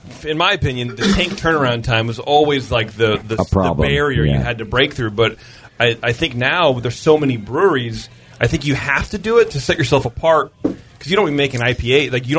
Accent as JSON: {"language": "English", "region": "Connecticut", "country": "United States", "said": "I'm from Connecticut."}